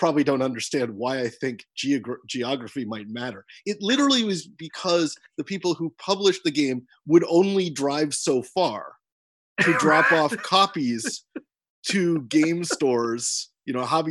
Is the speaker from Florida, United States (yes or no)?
no; Seattle, Washington, United States; moved away; This city, right here, Seattle, Washington